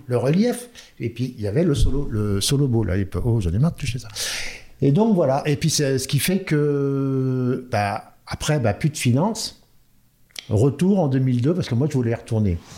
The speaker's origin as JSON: {"language": "French", "town": "Orléans", "region": "Centre-Val de Loire", "country": "France", "tie": "born or raised there", "also_born_or_lived": "Nantes", "moved": "yes", "said": "je viens d'Orléans. Je suis né à Orléans et ben j'ai commencé mes, j'ai fait mes premières armes à Orléans"}